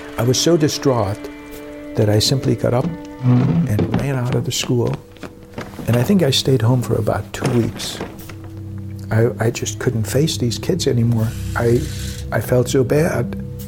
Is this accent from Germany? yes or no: yes; Germany; moved away; also traveled to my hometown. And on the last day in Germany